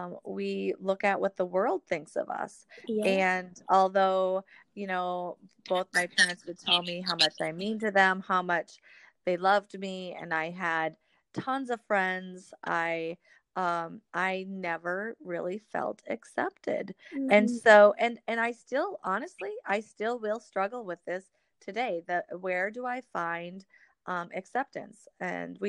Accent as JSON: {"language": "English", "region": "Wisconsin", "country": "United States", "tie": "born or raised there", "also_born_or_lived": "Washington State / Missouri", "moved": "as an adult", "said": "I grew up, yes, up here in Wisconsin. I was born and raised"}